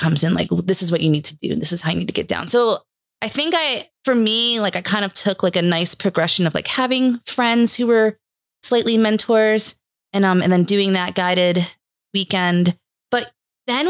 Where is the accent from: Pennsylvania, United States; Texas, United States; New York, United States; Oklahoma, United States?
New York, United States; Hudson Valley; born or raised there; moved away as an adult; also born or lived in New Hampshire